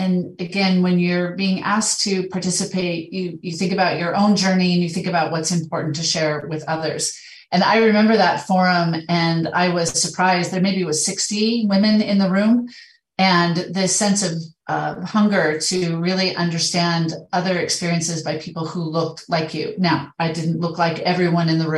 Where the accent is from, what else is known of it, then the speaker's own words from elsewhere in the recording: Idaho, United States; moved away as an adult; also born or lived in Middle East / Montana; now in Canada; I'm from Idaho. I've been living in Idaho. I kind of grew up in the West.